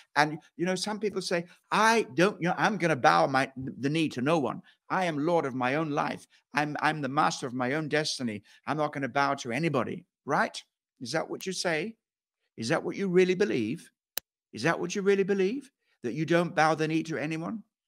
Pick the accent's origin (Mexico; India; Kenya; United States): Kenya; moved away; I went back to Kenya and to, to, where, where I, place where I was born.